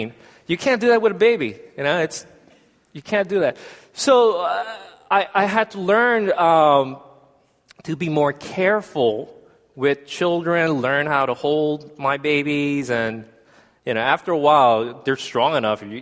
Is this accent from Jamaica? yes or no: no; South Korea; now in United States; I'm South Korean. But I am American citizen